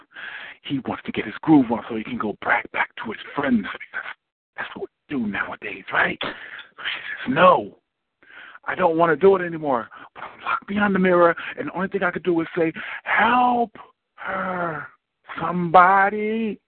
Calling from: Irvington, New Jersey, United States; I'm calling from Irvington, New Jersey

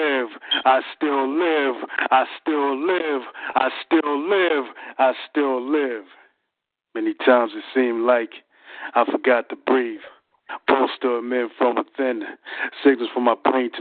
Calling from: Philadelphia, Pennsylvania, United States; I'm calling from Philadelphia, PA.

